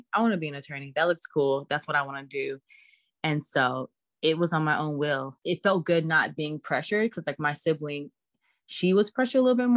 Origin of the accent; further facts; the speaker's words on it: Texas, United States; also born or lived in Staten Island, New York / Atlanta, Georgia / Washington, District of Columbia, United States; I do rep Texas because that's where I grew up.